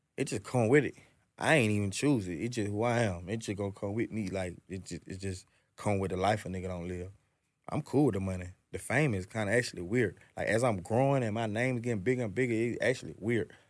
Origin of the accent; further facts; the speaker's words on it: Atlanta, Georgia, United States; I'm from Atlanta, I'm born and raised in this shit